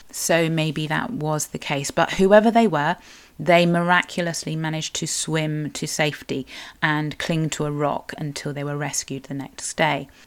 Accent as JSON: {"language": "English", "area": "Cornwall", "region": "South West England", "country": "United Kingdom", "said": "I'm a Cornish writer, blogger and sometimes podcaster"}